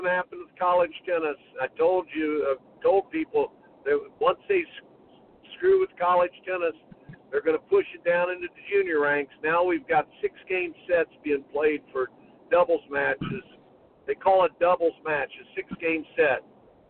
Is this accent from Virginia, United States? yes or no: no; Indiana, United States; I grew up in the state of Indiana